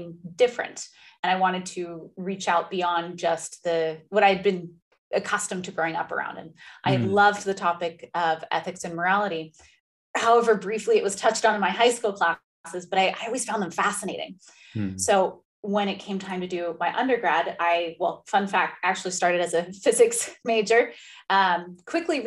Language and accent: English; Redwood City, California, United States; I was born and raised in Redwood City. It's right outside San Francisco